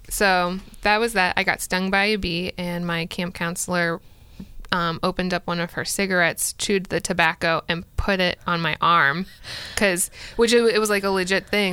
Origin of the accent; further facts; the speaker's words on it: Florida, United States; moved away; I grew up primarily in Florida